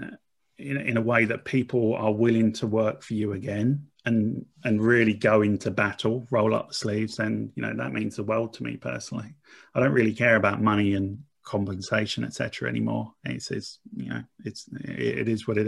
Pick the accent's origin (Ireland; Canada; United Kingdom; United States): United Kingdom; Essex, East of England; I'm from Essex. I'm very much a working class boy